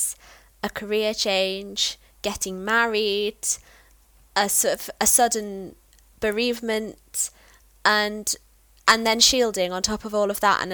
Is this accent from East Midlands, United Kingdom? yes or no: yes; Peak District, East Midlands, United Kingdom; I grew up in the Peak District